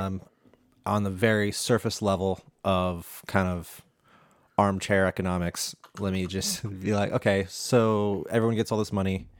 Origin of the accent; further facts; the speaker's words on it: United States; I'm an American